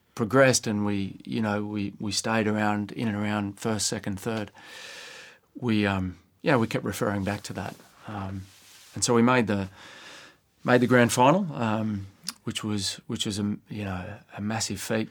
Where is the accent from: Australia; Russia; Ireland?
Australia; Sydney, New South Wales; moved away as an adult; also born or lived in Adelaide; which was in Sydney again, which is my hometown